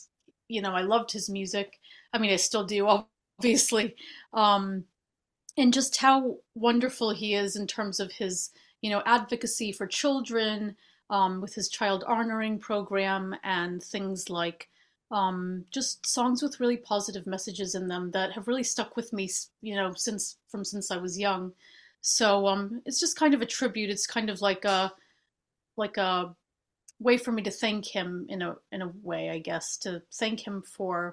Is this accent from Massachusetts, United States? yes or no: yes; Boston, Massachusetts, United States; moved away as an adult; now in London, United Kingdom; I'm from the U.S. I'm from Boston. And I've actually been living in the UK for about 15 years now in London.